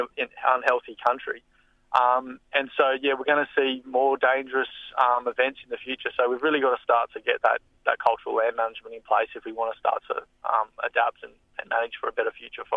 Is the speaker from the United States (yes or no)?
no; Australia; also born or lived in Blue Mountains; I grew up on Bunjalung country